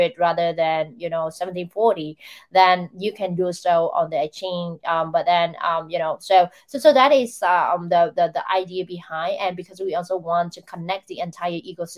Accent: Vietnam; Vietnam, where I come from

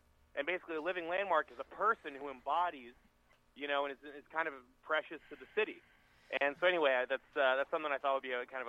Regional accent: Satellite Beach, Florida, United States; So, I'm from Florida.

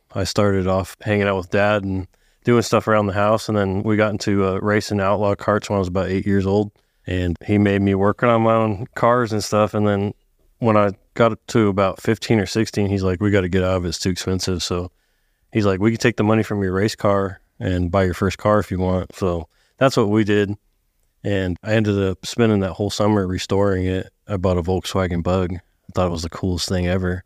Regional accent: Sacramento, California, United States; moved away as an adult; now in Texas, United States; I grew up in Northern California. Outskirts of Sacramento area.

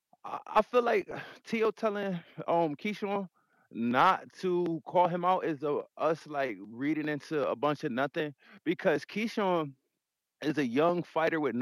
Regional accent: Connecticut, United States; I'm from New York, I'm from Connecticut

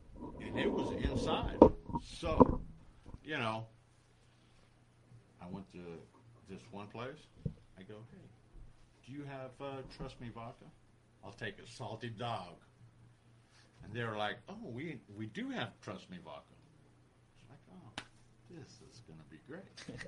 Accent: United States; I'm an American. I'm one of those guys that thinks Equipo Sin Fronteras, okay? So, we're from the United States.

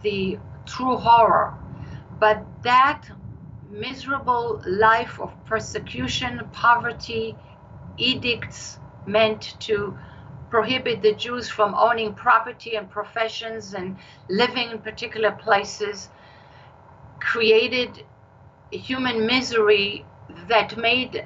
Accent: Israel; accent: Israeli; moved away as an adult; now in United States; My accent is Israeli. I've lived in the United States all my adult life, but the accent stays.

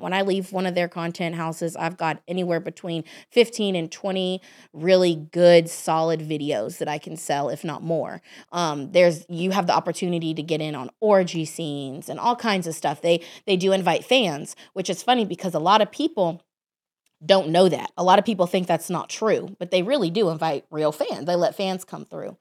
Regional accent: Dallas, Texas, United States; I grew up in Dallas, Texas

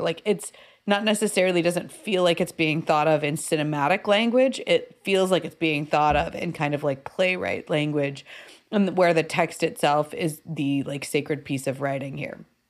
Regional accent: United States; as an American viewer

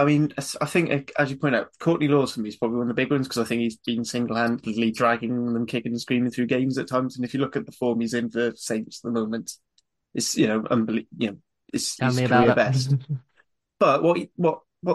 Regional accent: Wales, United Kingdom; even as a Welshman

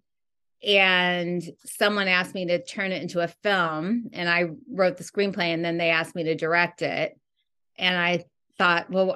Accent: Midwest, United States; moved away as an adult; also born or lived in New York; now in Los Angeles, United States; I'm from the Midwest, and then I went and got my education in New York, and then now I'm out here filmmaking

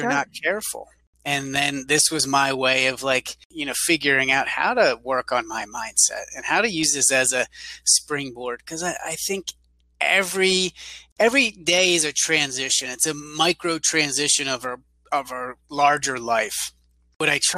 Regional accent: Pennsylvania, United States; now in San Antonio, United States; I live in San Antonio, I'm originally from Pennsylvania.

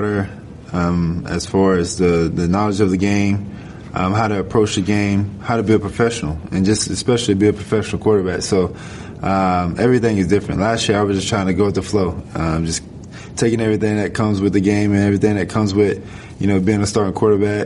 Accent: Gainesville, Florida, United States; moved away; 815 Harrison Square was the neighborhood

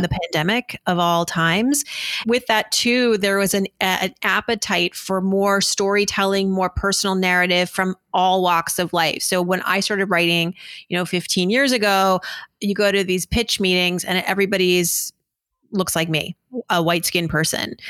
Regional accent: Worcester, Massachusetts, United States; growing up in Worcester to immigrant parents

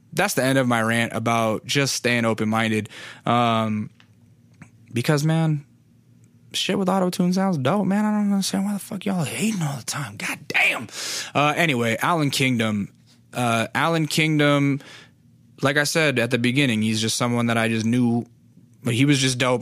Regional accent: Alaska, United States; I'm from Alaska

